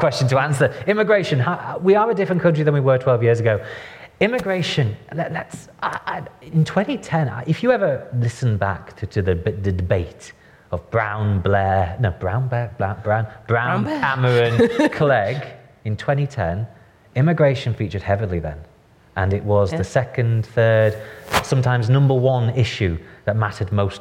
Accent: the North, England, United Kingdom; now in London, United Kingdom; I'm from the North.

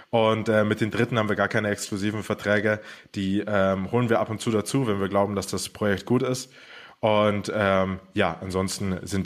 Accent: Germany; now in Brazil; Also ähm, wir kommen ursprünglich aus Deutschland und äh, sind jetzt aber hauptsächlich in Brasilien tätig.

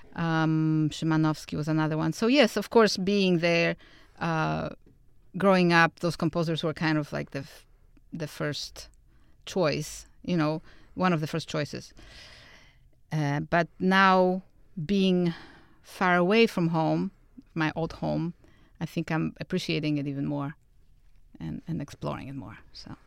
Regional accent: Warsaw, Masovian Voivodeship, Poland; moved away; I was born and raised in Warsaw, Poland

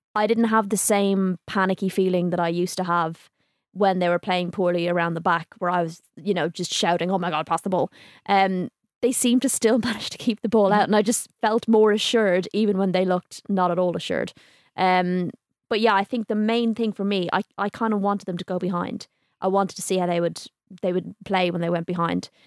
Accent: Ireland; I'm from Ireland

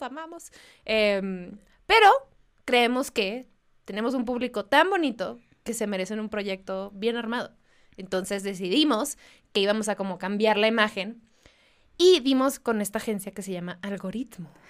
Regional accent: Mexicali, Baja California, Mexico; moved away; yo soy de Mexicali

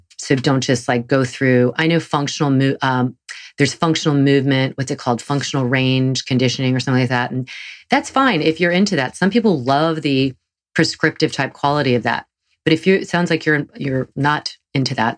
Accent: the South, United States; accent: Southern; my Southern accent

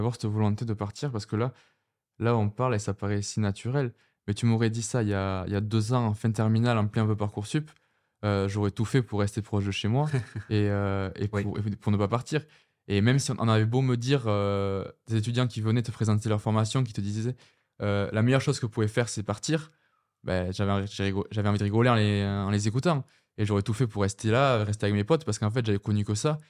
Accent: Dax, Nouvelle-Aquitaine, France; moved away as an adult; now in Lille, France; je viens, de, je viens des, d'à côté de Dax

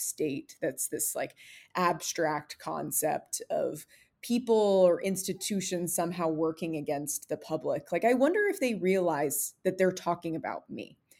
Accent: American Southwest, United States; moved away; I'm originally from the American Southwest, so very, very different from inside the Beltway

